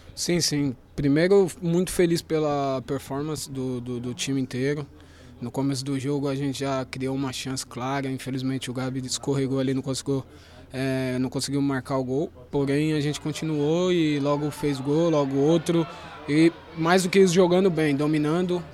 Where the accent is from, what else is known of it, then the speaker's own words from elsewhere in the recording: Brazil; eu sou brasileiro